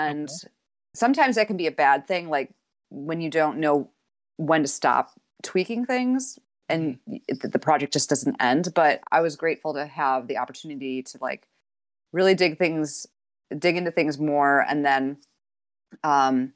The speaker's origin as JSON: {"language": "English", "town": "Utica", "region": "New York", "country": "United States", "tie": "born or raised there", "moved": "as an adult", "lives_now": "Ithaca, United States", "said": "I was born in the Utica area and grew up there."}